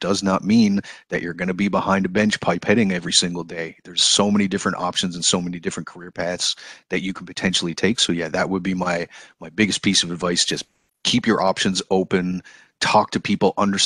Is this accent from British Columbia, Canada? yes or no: no; Newfoundland and Labrador, Canada; I am originally from Newfoundland, born and raised there.